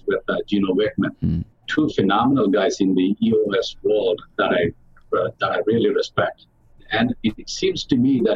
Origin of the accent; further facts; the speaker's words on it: South India, India; now in United States; I grew up in the South India with a family of six sisters